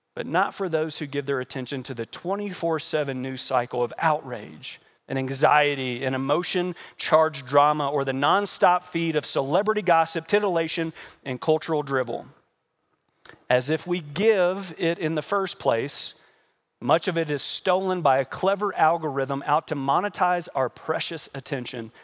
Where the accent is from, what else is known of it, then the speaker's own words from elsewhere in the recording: United States; As American Christians